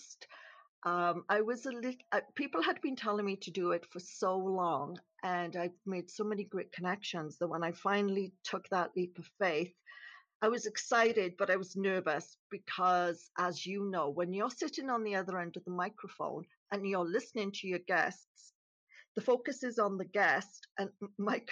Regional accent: Wales, United Kingdom; moved away as an adult; now in Canada; originally I was born in Wales in the United Kingdom. I became a nurse. I moved to Canada in 1987 and I've lived here ever since

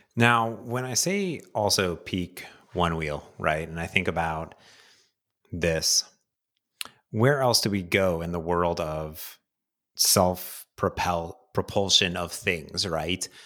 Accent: Midwest, United States; I grew up in the Midwest

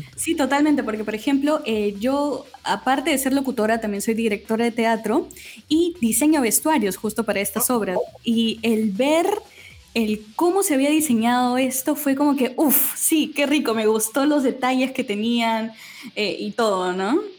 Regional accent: Lima, Peru; soy de Lima

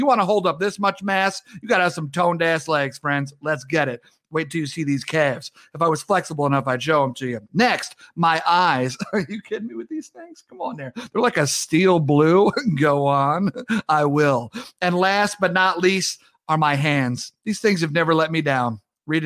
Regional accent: Long Island, New York, United States; now in Minneapolis, United States; I'm home in Long Island with my family as opposed to being back in Minneapolis

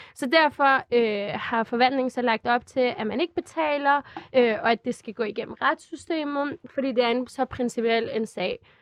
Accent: Glostrup, Capital Region of Denmark, Denmark; also born or lived in Albertslund; jeg er født på Glostrup Hospital, jeg er vokset op i Danmark, jeg kan dansk flydende

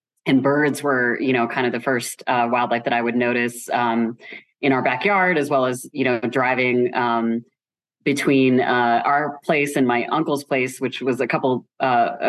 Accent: Midwest, United States; I grew up in just suburbia in the Midwest

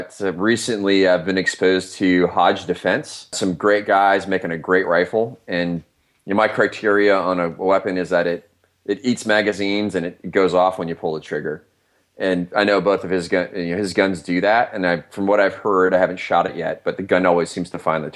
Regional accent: Iowa, United States; moved away; I'm from Iowa originally

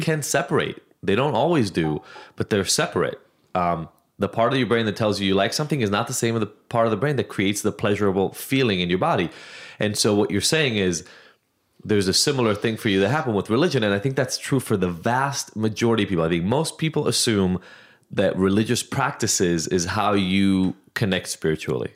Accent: Israel; moved away; I grew up in Israel

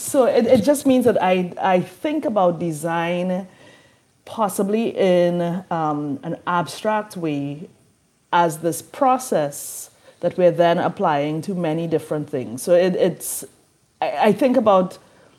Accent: Trinidad & Tobago; now in New Orleans, United States; I'm from Trinidad and Tobago in the Caribbean, and in that education system, we specialize really early

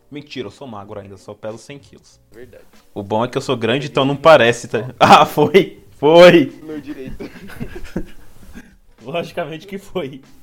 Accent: Brazil; enquanto brasileiro, a gente aprende português dessa forma.

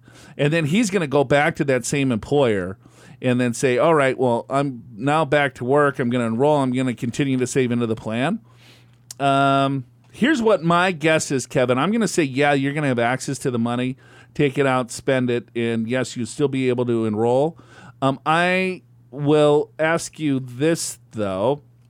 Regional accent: Dominican Republic; born there; I was born in the Dominican Republic.

